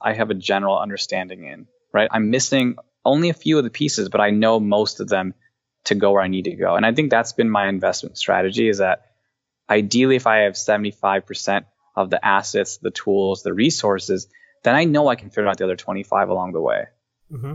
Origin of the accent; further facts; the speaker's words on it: Cleveland, Ohio, United States; we're both from the same area, we're both from Cleveland